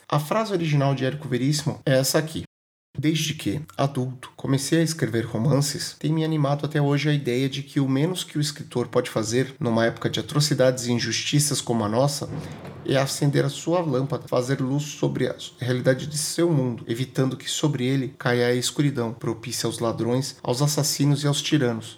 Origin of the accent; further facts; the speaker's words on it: Brazil; nascido e criado no Brasil